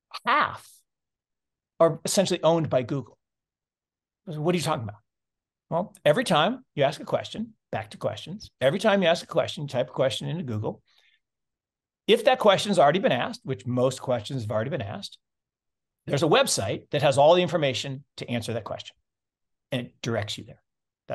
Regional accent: Seattle, Washington, United States; Well, then where I grew up actually in Seattle, there's another innovation around this thing called personal computers.

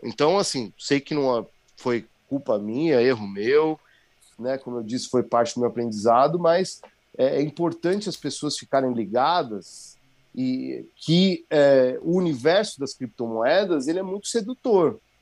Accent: Brazil; now in Jericoacoara, Brazil; sou brasileiro

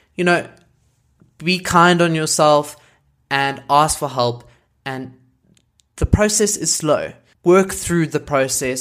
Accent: South Africa; I am a South African content creator

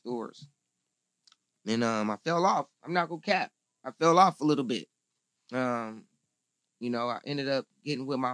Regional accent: Inglewood, California, United States; Inglewood is my home

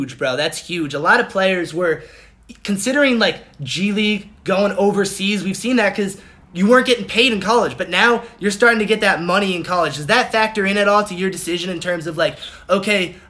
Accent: Boston, Massachusetts, United States; we're from Boston.

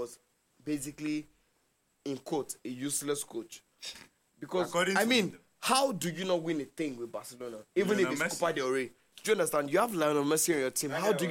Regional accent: Nigeria; I'm Nigerian

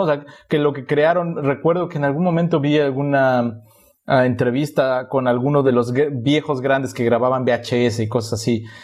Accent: a town near Poza Rica, Veracruz, Mexico; moved away; yo sí llegué a llamar al radio una o dos veces en Poza Rica, que era el único que llegaba a mi pueblo

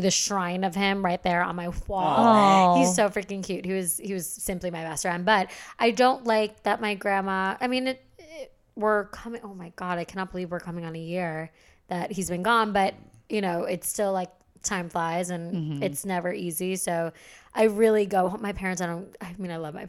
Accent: New York, United States; moved away as an adult; I'm from New York.

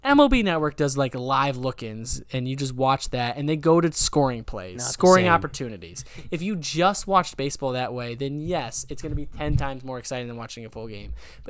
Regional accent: Trumbull, Connecticut, United States; we grew up in Trumbull.

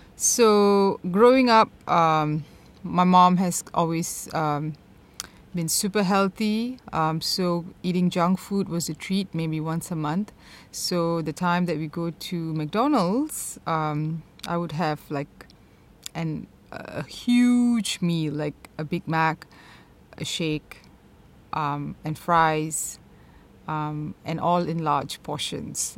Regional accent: Malaysia; growing up in Malaysia

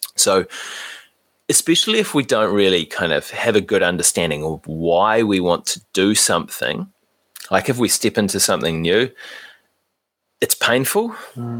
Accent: New Zealand; as Kiwi guys, that's something that is quite easy for us to understand

